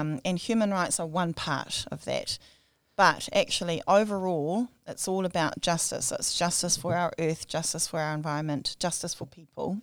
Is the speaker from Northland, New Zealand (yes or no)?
yes; Whirinaki, Hokianga, Northland, New Zealand; also born or lived in Wellington / Dunedin / Christchurch / Auckland; growing up in Wherinaki, swimming in our river